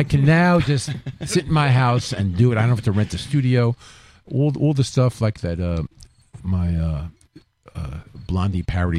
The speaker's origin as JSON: {"language": "English", "town": "New York City", "region": "New York", "country": "United States", "tie": "born or raised there", "moved": "as an adult", "lives_now": "Mount Tremper, United States", "said": "I grew up in New York City."}